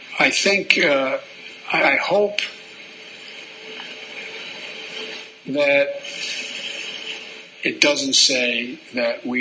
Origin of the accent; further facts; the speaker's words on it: Claymont, Delaware, United States; also born or lived in Scranton, Pennsylvania; As a kid, I moved from Scranton, where there were no African Americans, and moved down to Claymont, Delaware